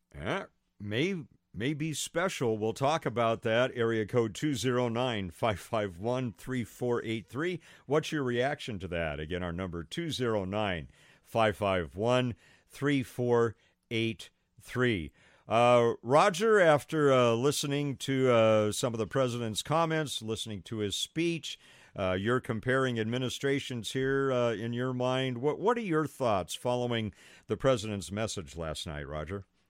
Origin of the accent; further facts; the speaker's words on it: United States; I'm an American